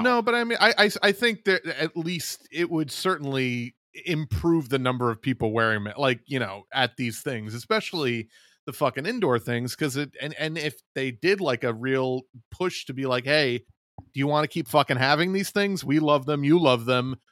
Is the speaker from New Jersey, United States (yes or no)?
no; New York, United States; my home state of New York